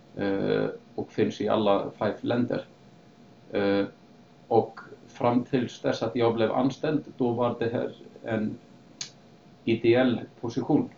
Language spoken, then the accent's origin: Swedish; Akureyri, Northeastern Region, Iceland; moved away as an adult; also born or lived in Sweden / Canada / United States; jag är i alla fall född och uppvuxen på Island, på norra Island, en um, liten stad som heter Akureyri